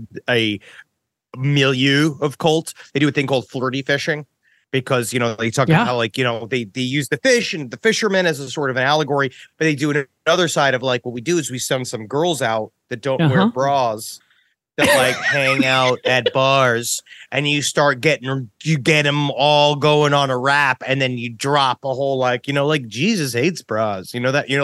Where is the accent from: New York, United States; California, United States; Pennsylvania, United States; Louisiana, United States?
New York, United States; New York City; I was just straight born in Queens, New York.